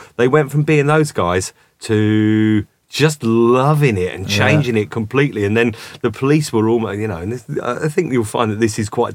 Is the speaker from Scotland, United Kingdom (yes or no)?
no; Milton Keynes, South East England, United Kingdom; also born or lived in London; We used to go and watch a guy in Milton Keynes, so that's where I kind of grew up. I'm from London originally, but that's where I grew up, as in, you know, I went to school